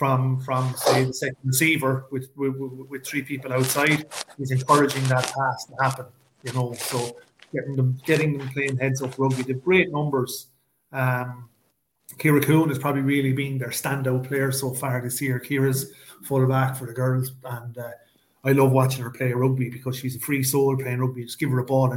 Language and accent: English; Ireland; We're Irish